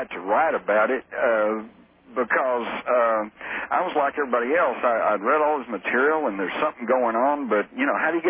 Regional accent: Fort Worth, Texas, United States; accent: Texas; Born and raised in Fort Worth

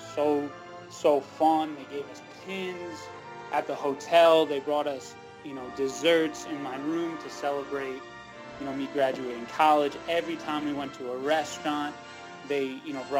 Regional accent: Ogden, Utah, United States; also born or lived in Colorado; from Ogden, Utah

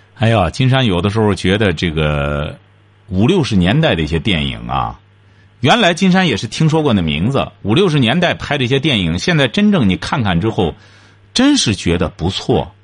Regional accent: China; 我们中国人

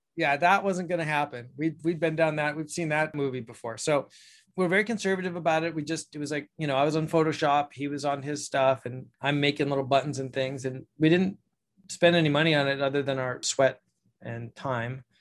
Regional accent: Ojai, California, United States; my hometown here in Ojai

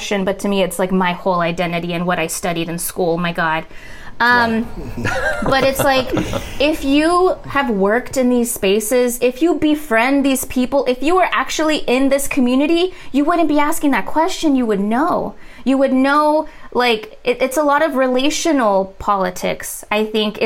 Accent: rural Texas, United States; growing up in rural Texas

